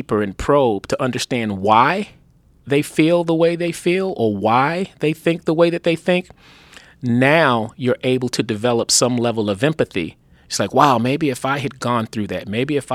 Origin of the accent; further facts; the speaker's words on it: Baltimore, Maryland, United States; moved away as an adult; also born or lived in Los Angeles / New York / Washington, District of Columbia, United States / Boston; I grew up in Baltimore